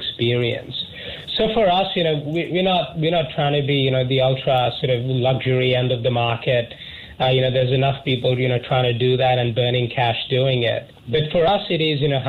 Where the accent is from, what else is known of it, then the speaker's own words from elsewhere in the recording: India; moved away as an adult; also born or lived in Canberra, Australia; I was born in India and I moved to Australia for university when I was 17